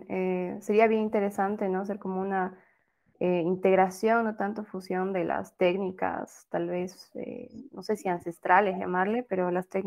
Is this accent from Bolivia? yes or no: yes; Bolivia; si bien, como les digo, somos todos bolivianos, pero dentro de las costumbres y las regiones siempre hay una diferencia